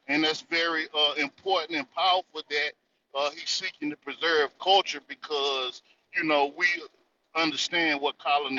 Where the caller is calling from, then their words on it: North Carolina, United States; I'm calling out of the North Carolina territory.